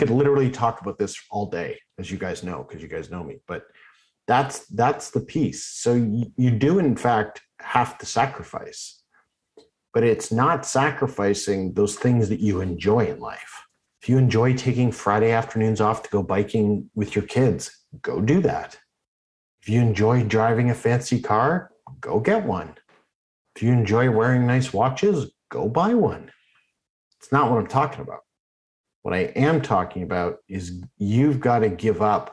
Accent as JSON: {"language": "English", "town": "Oakville", "region": "Ontario", "country": "Canada", "tie": "born or raised there", "said": "when I grew up in Oakville."}